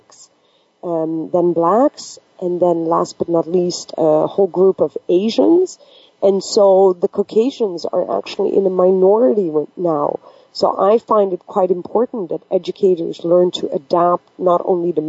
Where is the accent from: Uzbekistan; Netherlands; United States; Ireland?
Netherlands; moved away; also born or lived in Pakistan; I am originally from Pakistan and I got adopted by a predominantly Western culture in Holland, of course, everything that I learned throughout the school years was typically what we call monoculture.